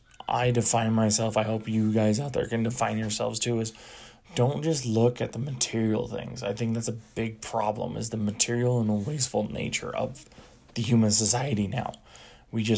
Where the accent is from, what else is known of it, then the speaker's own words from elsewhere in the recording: United States; a white American male